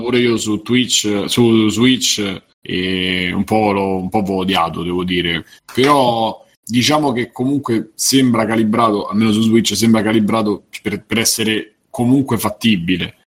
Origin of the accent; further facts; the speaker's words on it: Rome, Lazio, Italy; da romano